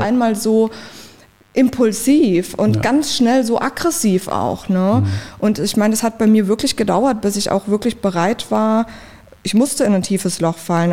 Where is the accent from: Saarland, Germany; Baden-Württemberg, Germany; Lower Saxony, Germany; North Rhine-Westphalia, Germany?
Baden-Württemberg, Germany; a village near Mannheim; now in Berlin, Germany; ich komme richtig vom Dorf aus der Nähe von Mannheim